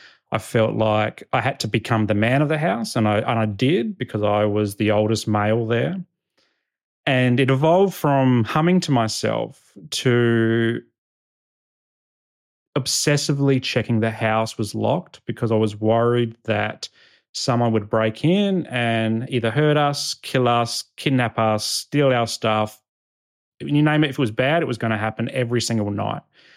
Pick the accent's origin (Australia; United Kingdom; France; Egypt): Australia; Adelaide, South Australia; this is kind of like the persona that I took on as a young boy growing up in Northern Adelaide.